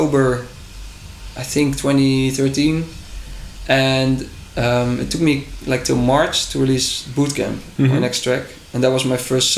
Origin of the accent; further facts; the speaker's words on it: Drunen, North Brabant, Netherlands; in Drunen, my hometown